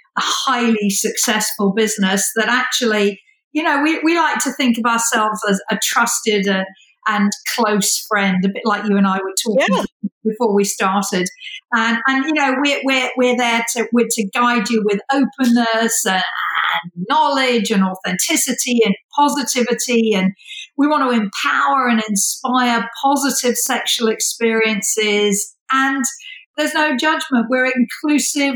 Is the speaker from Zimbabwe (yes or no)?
no; United Kingdom; moved away; I'm British